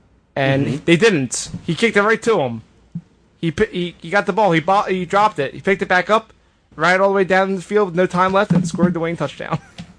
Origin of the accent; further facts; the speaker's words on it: Philadelphia, Pennsylvania, United States; Yeah, we're from Philly, fucking Philly, no one likes us, we don't care.